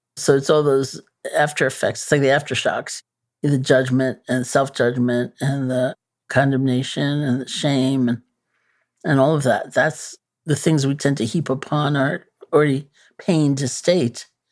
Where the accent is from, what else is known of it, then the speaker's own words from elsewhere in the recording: New York, United States; I'm a New Yorker, you know, born and bred.